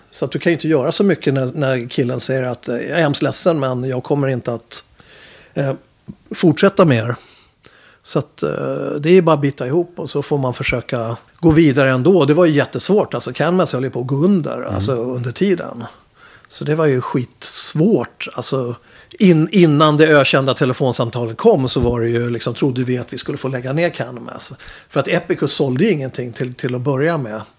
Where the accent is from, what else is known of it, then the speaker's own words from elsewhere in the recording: Upplands Väsby, Stockholm County, Sweden; jag är, från Väsby